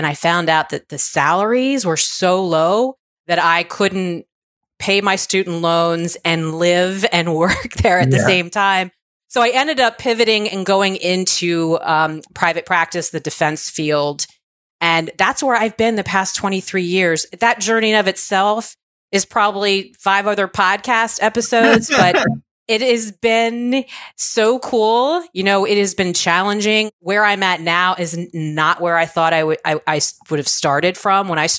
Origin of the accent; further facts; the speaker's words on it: Virginia, United States; So I was raised in Virginia by a single mom. We were sort of lower middle class.